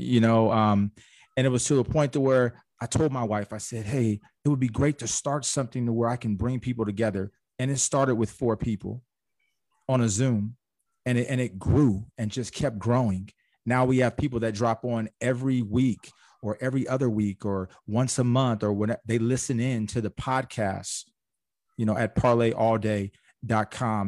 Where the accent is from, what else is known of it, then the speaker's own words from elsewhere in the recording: Orange County, California, United States; I'm from Orange County